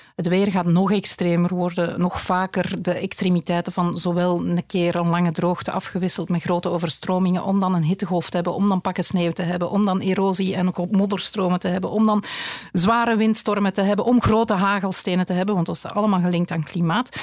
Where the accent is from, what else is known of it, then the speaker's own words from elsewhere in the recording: Flanders, Belgium; wij als Vlaming